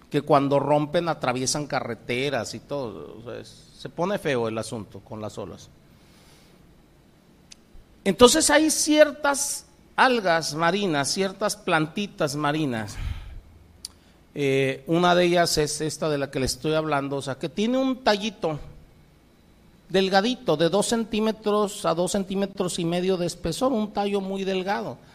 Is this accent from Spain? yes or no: no; Pacific coast, Mexico; yo vengo del Pacífico. Aquí en el Golfo el oleaje no es muy alto, es un oleaje muy, muy suave. Pero en el Pacífico son olas tremendas